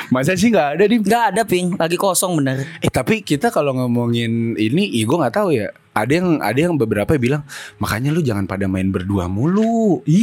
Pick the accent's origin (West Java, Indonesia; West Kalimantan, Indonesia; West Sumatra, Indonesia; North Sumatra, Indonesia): West Java, Indonesia; Bekasi; yang harus kita syukuri adalah gua orang Bekasi, gawe di Jakarta.